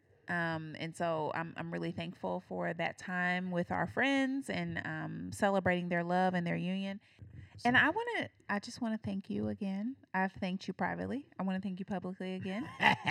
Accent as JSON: {"language": "English", "town": "Indianapolis", "region": "Indiana", "country": "United States", "moved": "yes", "lives_now": "Cincinnati, United States", "said": "We're from Indianapolis"}